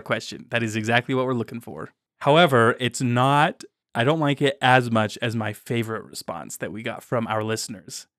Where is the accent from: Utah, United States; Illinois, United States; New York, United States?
Utah, United States; growing up in Utah